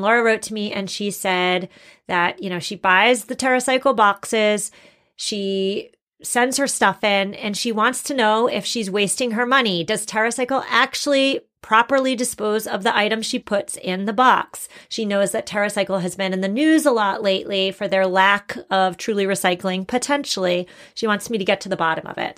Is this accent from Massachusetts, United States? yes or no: yes; Massachusetts, United States; I'm from Massachusetts and everybody drinks Dunkin' Donuts